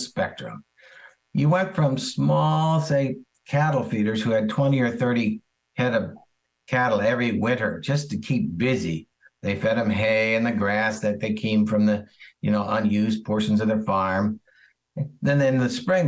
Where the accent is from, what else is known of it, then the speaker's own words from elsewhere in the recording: around St. Louis, Missouri, United States; We grew up around St. Louis.